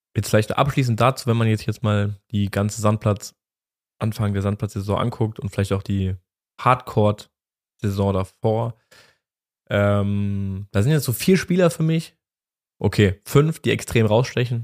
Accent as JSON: {"language": "German", "country": "Germany", "said": "wir als Deutsche"}